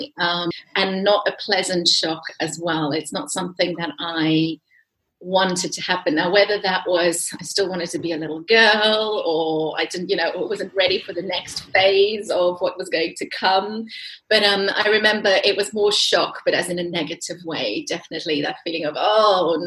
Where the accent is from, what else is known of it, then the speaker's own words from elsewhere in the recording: South Africa; I'm from South Africa